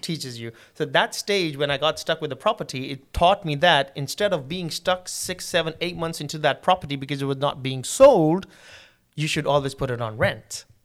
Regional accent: Karachi, Sindh, Pakistan; moved away as an adult; also born or lived in England; I'm originally from Pakistan, and my place of birth is Karachi

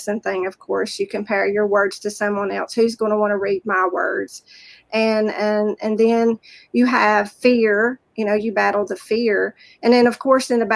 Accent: the South, United States; accent: Southern; also born or lived in rural town in Virginia; now in Virginia, United States; You can tell by my accent, I'm from the South

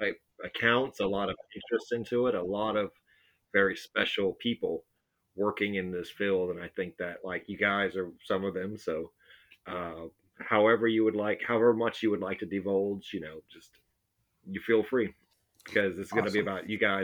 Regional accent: Corpus Christi, Texas, United States; I'm from Corpus Christi based and born and raised, and I went to school in Texas and lived here most of my life.

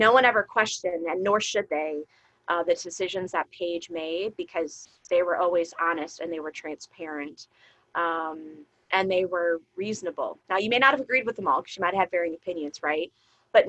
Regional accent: Chicago suburbs, Illinois, United States; also born or lived in Ohio; I grew up in the Chicago suburbs

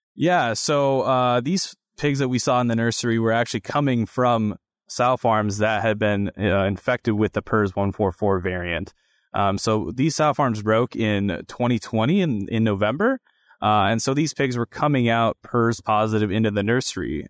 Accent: Grinnell, Iowa, United States; I'm originally from Grinnell, Iowa

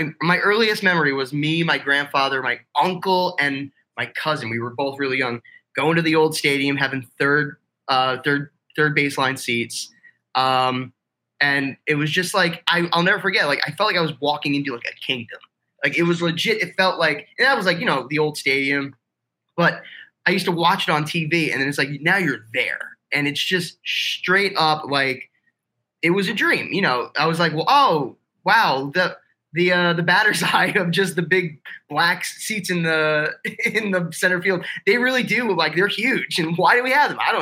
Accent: Toms River, New Jersey, United States; being from Toms River

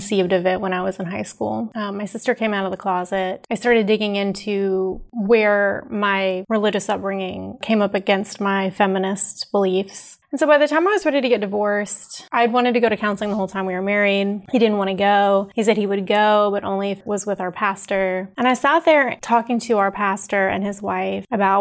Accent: Huntsville, Alabama, United States; moved away as an adult; also born or lived in Washington, D.C.; now in San Francisco, United States; when I was growing up in Alabama

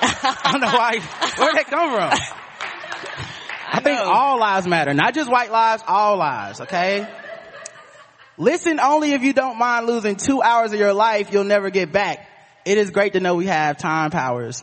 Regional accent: Charlotte, North Carolina, United States; We're from Charlotte, North Carolina

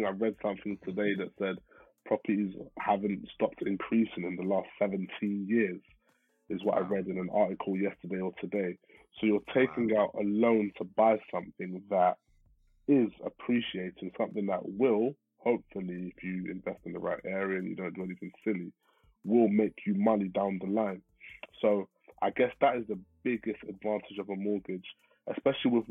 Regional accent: London, United Kingdom; I'm from West London

